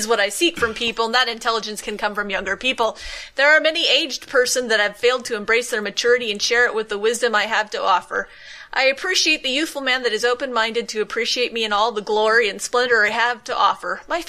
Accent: Pensacola, Florida, United States; I'm from Pensacola, Florida. I am 67 years old.

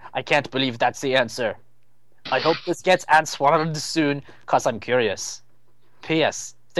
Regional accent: Belgium; English is a second language; Hello. Hello, I'm from Belgium, and I watched Mythbusters now for like 6 months.

